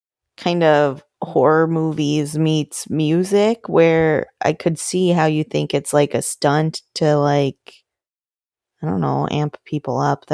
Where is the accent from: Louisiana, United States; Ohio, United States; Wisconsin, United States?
Wisconsin, United States; I grew up in Wisconsin in a hunting household